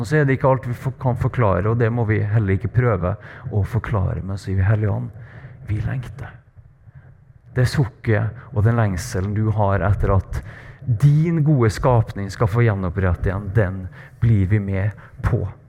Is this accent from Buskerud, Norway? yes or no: no; Trøndelag, Norway; accent: Trøndersk; moved away as an adult; now in Bergen, Norway; jeg er trønder